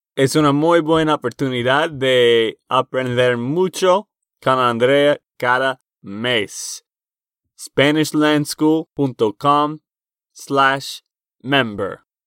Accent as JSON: {"language": "Spanish", "region": "Texas", "country": "United States", "moved": "yes", "lives_now": "Nashville, United States", "said": "de Texas, Estados Unidos."}